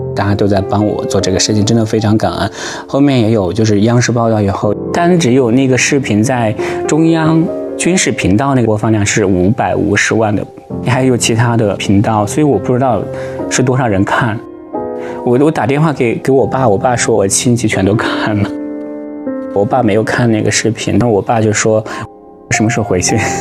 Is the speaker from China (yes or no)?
yes; China; moved away as an adult; also born or lived in Ukraine; now in The Hague, Netherlands; 因为我们是中国人嘛